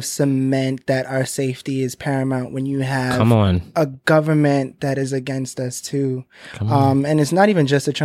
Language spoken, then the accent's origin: English; New York City, New York, United States; also born or lived in Bronx, New York; where I'm from Crown Heights, Brooklyn, and it's super gentrified now